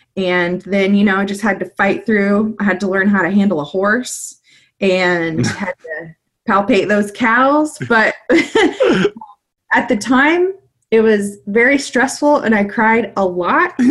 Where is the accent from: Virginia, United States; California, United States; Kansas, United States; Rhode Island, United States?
Kansas, United States; moved away; also born or lived in Mississippi; I am from Kansas and there aren't a lot of oceans around